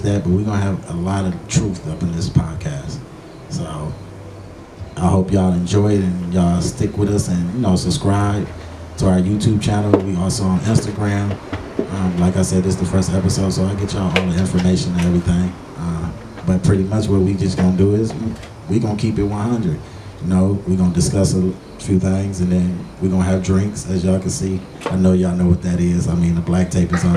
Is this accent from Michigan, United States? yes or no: yes; Oak Park, Michigan, United States; also born or lived in Detroit; I was born in Detroit, but I grew up in Oak Park